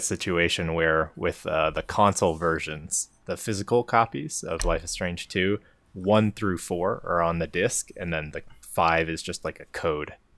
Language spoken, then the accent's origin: English; Colorado, United States; I am from Colorado